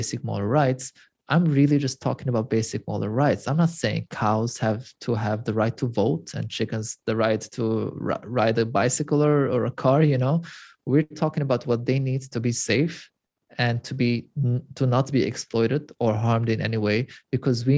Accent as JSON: {"language": "English", "country": "Lebanon", "tie": "born or raised there", "also_born_or_lived": "Europe", "moved": "as an adult", "said": "Growing up in Lebanon, I'm also originally Armenian, and I'm third generation after the Armenian Holocaust"}